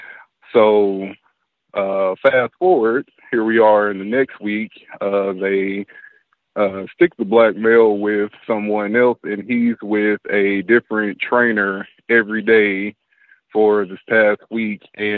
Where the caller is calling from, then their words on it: Dallas, Texas, United States; I'm calling from Dallas, Texas.